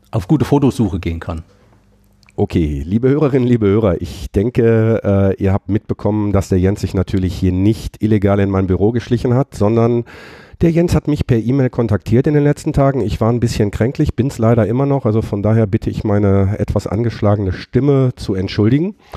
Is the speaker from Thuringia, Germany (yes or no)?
yes; Thuringia, Germany; ich komme aus Thüringen.